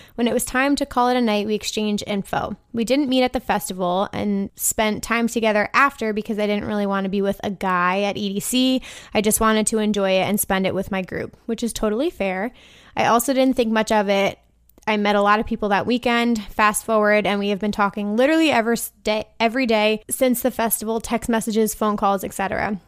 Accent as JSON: {"language": "English", "town": "New York City", "region": "New York", "country": "United States", "said": "I'm from the New York City area"}